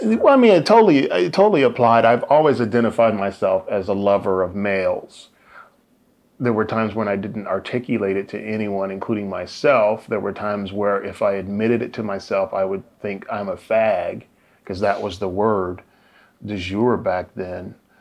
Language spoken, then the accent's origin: English; Indianapolis, Indiana, United States; born or raised there; now in San Diego, United States